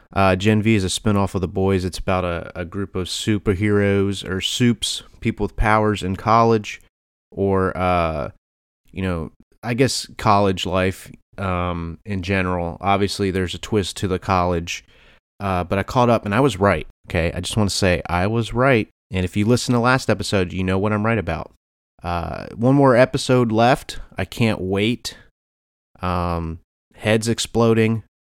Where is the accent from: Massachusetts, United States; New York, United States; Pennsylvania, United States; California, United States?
Pennsylvania, United States; Easton; also born or lived in Phillipsburg, New Jersey; I went home to Easton, PA, Phillipsburg, New Jersey, and I went to see my cousin's film.